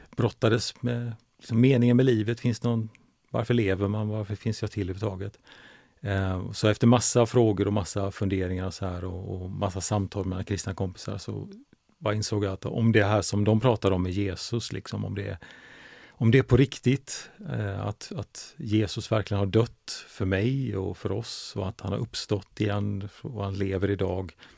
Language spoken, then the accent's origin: Swedish; Gothenburg, Västra Götaland, Sweden; now in Huskvarna, Sweden; jag kommer från Göteborg